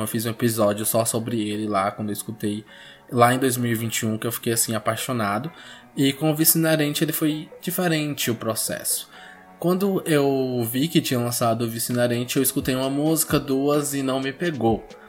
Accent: Bahia, Brazil; a Bahia, né, o meu estado natal

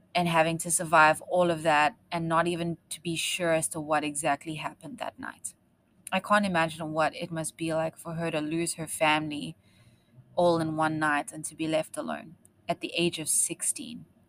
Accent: South Africa; accent: South African; moved away; I am South African and I spent most of my life growing up in the bush

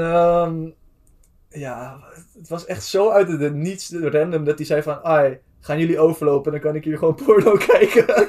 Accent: Amsterdam, North Holland, Netherlands; wij komen uit Amsterdam, zo goed als

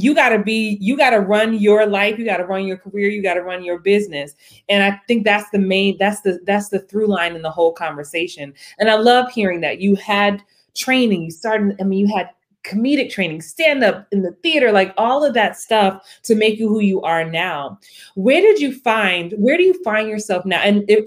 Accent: New York City, New York, United States; I'm from the Bronx

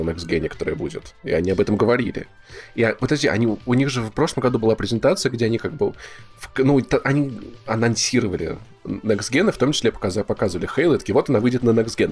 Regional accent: Voronezh, Voronezh Oblast, Russia; moved away; Я пришел из, из города Воронежа, где прожил

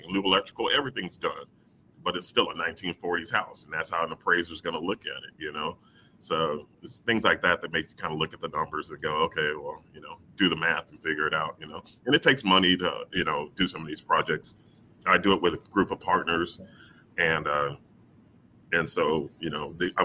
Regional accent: Houston, Texas, United States; I'm from Houston. I'm from Third Ward, Rosedale, Scott, right over there by Texas Southern University. Mm-hmm. That's where I came up

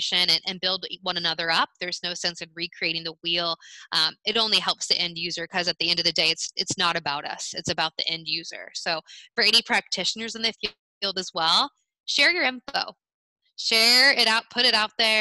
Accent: United States; as an American

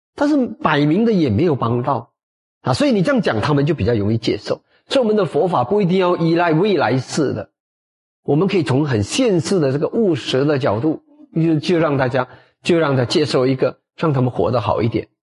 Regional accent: Malacca, Malaysia; 到马来家，到我们的家乡

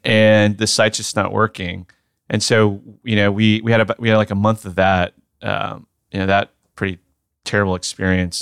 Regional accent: Sugar Land, Texas, United States; Texas, born and raised, uh, right outside of Houston

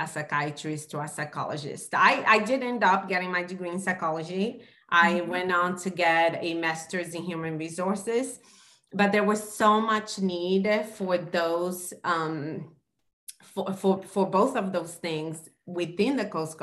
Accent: Brazil; moved away; growing up in Brazil, we didn't have a lot of money

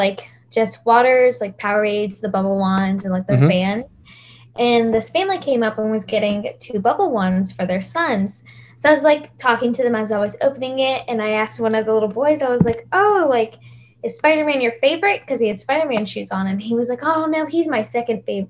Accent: West Virginia, United States; moved away as an adult; now in Florida, United States; I'm from West Virginia

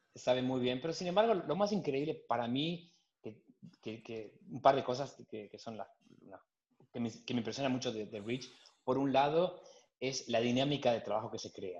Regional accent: Lomas de Zamora, Buenos Aires Province, Argentina; moved away as an adult; now in Belgium; en Lomas de Zamora, soy muy argentino.

